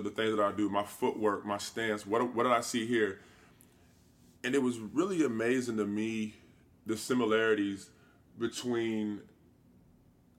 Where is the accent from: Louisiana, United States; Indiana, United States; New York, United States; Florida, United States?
Indiana, United States; stay in my hometown